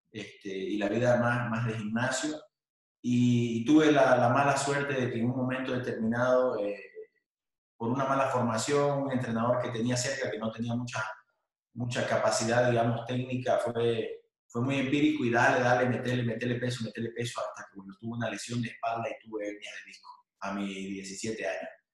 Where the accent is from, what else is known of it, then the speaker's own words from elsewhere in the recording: Bolivia; moved away as an adult; also born or lived in Buenos Aires, Argentina; era el único boliviano que iba a CrossFit, terminé llevando como 15 bolivianos que estudiaban en Buenos Aires